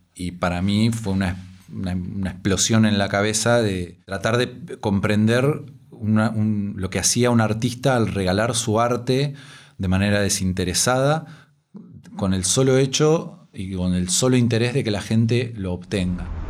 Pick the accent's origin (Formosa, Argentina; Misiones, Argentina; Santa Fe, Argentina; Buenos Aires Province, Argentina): Buenos Aires Province, Argentina; Mar del Plata; moved away as an adult; now in Valencia, Spain; Tengo 35 años y nací en Mar del Plata, Argentina